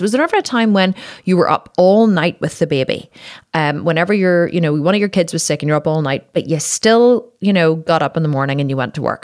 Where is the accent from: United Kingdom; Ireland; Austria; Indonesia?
Ireland; I'm Irish, we drink, you know, in Ireland, we were fucking born in pubs